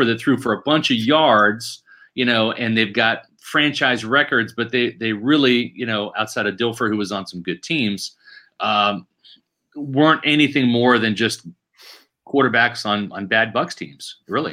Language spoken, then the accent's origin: English; Overland Park, Kansas, United States; my hometown, Overland Park, Kansas